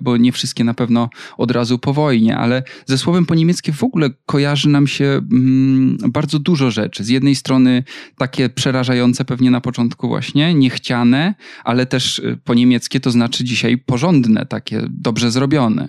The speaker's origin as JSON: {"language": "Polish", "town": "Wrocław", "region": "Lower Silesian Voivodeship", "country": "Poland", "tie": "born or raised there", "moved": "as an adult", "said": "urodziłem się we Wrocławiu"}